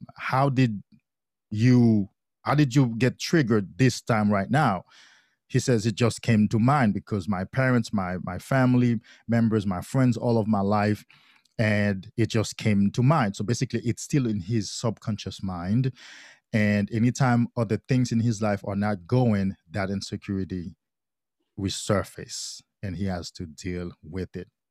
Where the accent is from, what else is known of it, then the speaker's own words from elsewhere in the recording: Haiti; I grew up in Haiti. I'm from Haiti